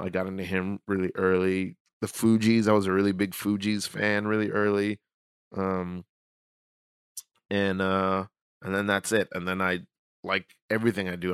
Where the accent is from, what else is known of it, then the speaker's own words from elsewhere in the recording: New York City, New York, United States; I grew up in in Brooklyn. I grew up in New York